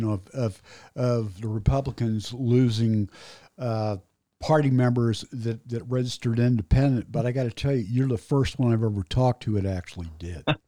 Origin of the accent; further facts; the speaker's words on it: Indianapolis, Indiana, United States; I grew up on Northwest Side, Indianapolis